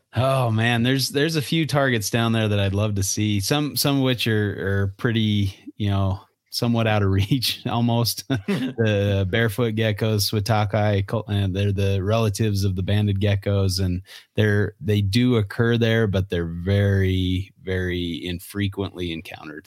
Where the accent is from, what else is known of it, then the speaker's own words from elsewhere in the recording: Utah, United States; growing up in Utah and being there when I was a kid